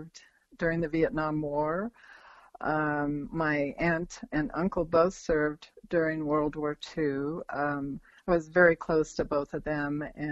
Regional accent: Sacramento, California, United States; I grew up in the Sacramento, California area.

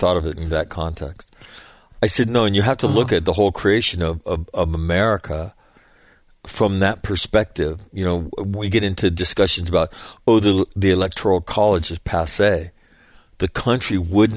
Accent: United States; moved away; also born or lived in Frankfurt, Germany

